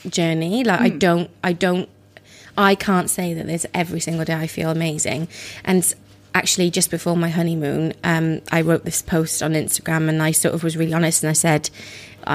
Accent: Wales, United Kingdom; now in London, United Kingdom; I grew up in Wales

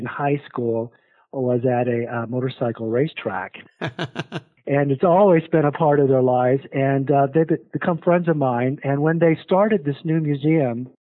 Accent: South Dakota, United States; moved away as an adult; also born or lived in Arizona; now in Portland, United States; I am a product of South Dakota. Growing up in South Dakota

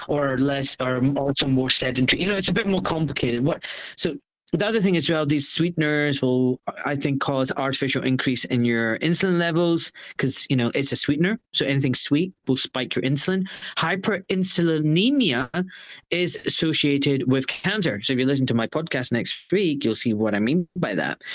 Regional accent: Glasgow, Scotland, United Kingdom; now in Buckinghamshire, United Kingdom; I was born in Scotland

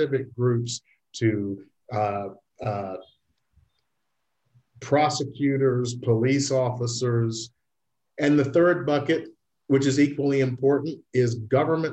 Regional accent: Memphis, Tennessee, United States; And I grew up in Memphis, Tennessee in the late 50s and early 60s

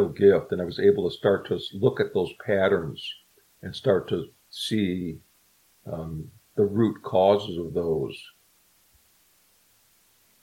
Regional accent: Chicago, Illinois, United States; I'm from Chicago originally

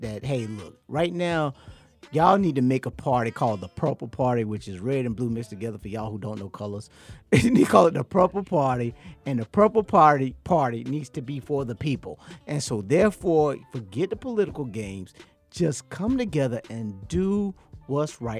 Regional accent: Georgia, United States; to be a Georgian

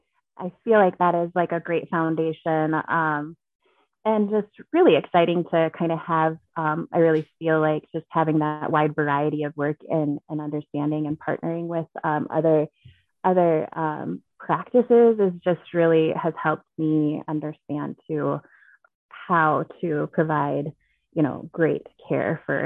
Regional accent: Alaska, United States; Thank you. I'm sweating. It's LA and I'm from Alaska.

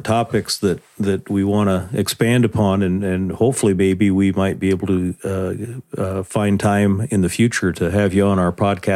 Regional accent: Nebraska, United States; I'm again born and raised in Nebraska

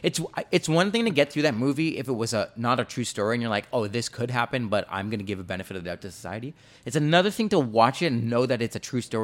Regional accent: Jamaica; I'm Jamaican, okay. I have slavery ancestry too.

